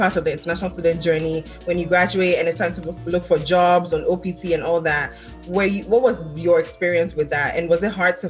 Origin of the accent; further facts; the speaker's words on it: Ghana; now in United States; the way we grew up back home, I'm from Ghana. So the way I grew up back home and then here